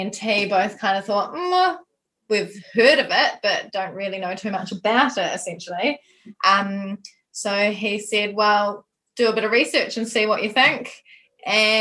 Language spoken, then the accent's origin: English; Nelson, New Zealand; we're from Nelson